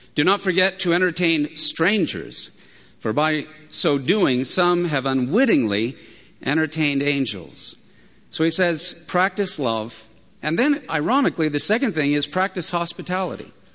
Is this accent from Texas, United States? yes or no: no; San Diego, California, United States; I'm from San Diego. I have San Diego blood